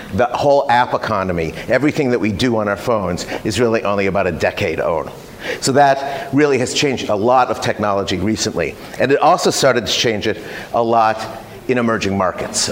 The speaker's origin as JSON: {"language": "English", "country": "United States", "also_born_or_lived": "Silicon Valley", "moved": "as an adult", "lives_now": "Singapore", "said": "I've been in Asia 27 years. I'm American. Uh, I've lived mostly in Singapore."}